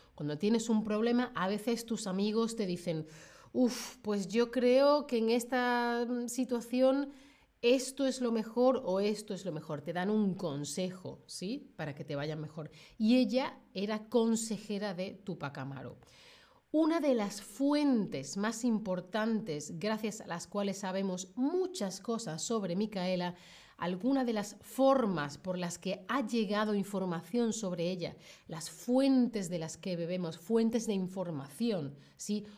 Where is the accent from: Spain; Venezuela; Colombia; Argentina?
Spain; soy de España